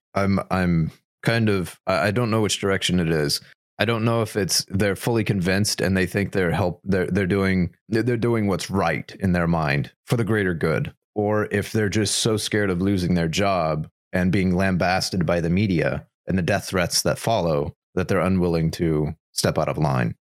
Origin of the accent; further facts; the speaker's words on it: United States; as an American